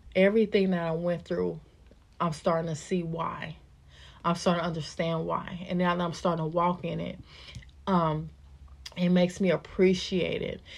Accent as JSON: {"language": "English", "town": "Kansas City", "region": "Missouri", "country": "United States", "tie": "born or raised there", "said": "I was born and raised in Kansas City, Missouri."}